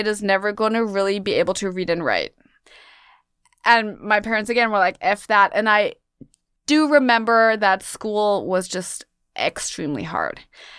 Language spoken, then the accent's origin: English; Munich, Bavaria, Germany; now in New York City, United States; I was born and raised in Munich, Germany. I'm half American, though. My mom is American. And I'm now living in New York City again